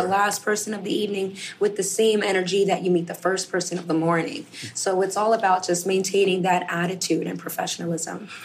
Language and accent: English; New York, United States; I'm born and raised in New York